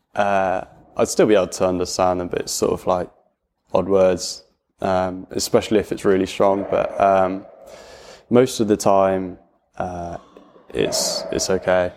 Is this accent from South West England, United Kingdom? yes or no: yes; Gloucestershire, South West England, United Kingdom; I also went to a comprehensive school, um, in Cirencester, just, uh, fifteen minutes away from where I live.